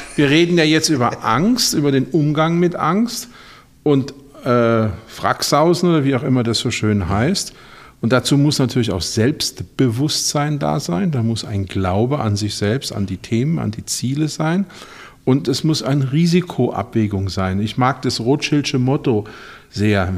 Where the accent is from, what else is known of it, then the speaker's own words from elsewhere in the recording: Ludwigshafen, Rhineland-Palatinate, Germany; ich komme aus Ludwigshafen, Stadt der BSF. da war völlig klar, nach dem ABI geht man in die BSF